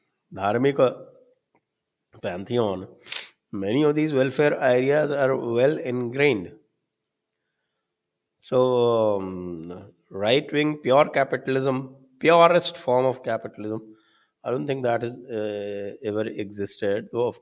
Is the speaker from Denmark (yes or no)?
no; Karnataka, India; I am from Karnataka.